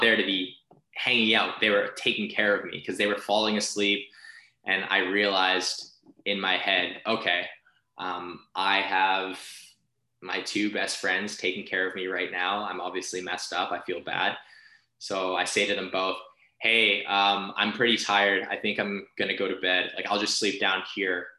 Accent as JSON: {"language": "English", "country": "Philippines", "said": "as a Filipino, like we sing karaoke like quite often"}